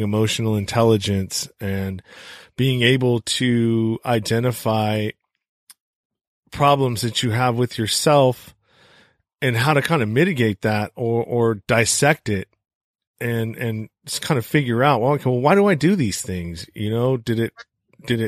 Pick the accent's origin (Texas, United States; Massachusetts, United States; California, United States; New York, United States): California, United States; the Bay Area; I come from California, which is a little bit more progressive and, you know, I'm from the Bay Area. So, you know, I guess I was raised in a more, melting pot kind of, situation